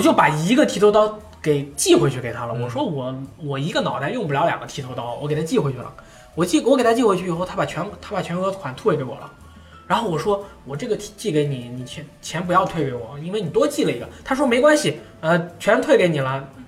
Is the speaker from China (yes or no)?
yes; China; 我是中国人嘛，大家都是中国人嘛